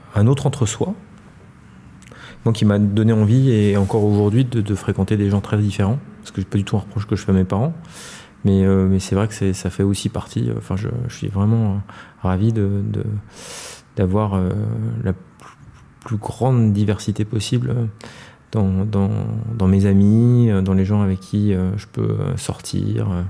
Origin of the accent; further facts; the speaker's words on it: Paris, Île-de-France, France; also born or lived in Noisy-le-Grand; Je suis parisien, très parisien. Euh, mais euh, je, suis né à, Noisy-le-Grand, euh, en Seine-Saint-Denis